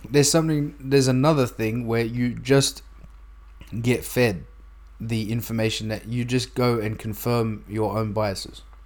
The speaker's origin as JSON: {"language": "English", "region": "New South Wales", "country": "Australia", "said": "we're both from New South Wales"}